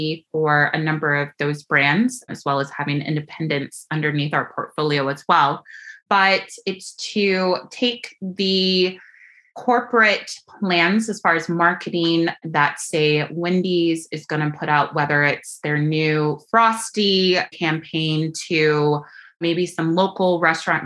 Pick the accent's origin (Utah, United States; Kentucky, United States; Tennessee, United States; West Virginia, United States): Kentucky, United States; Louisville; moved away as an adult; also born or lived in Los Angeles / Chicago; I grew up in Louisville, Kentucky, and proud of those kind of Southern roots